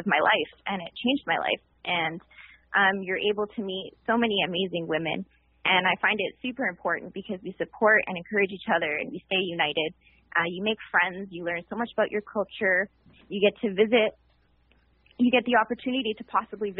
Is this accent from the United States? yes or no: no; Montreal, Quebec, Canada; moved away as an adult; now in Ottawa, Canada; I'm from Montreal originally, and I just recently moved to Ottawa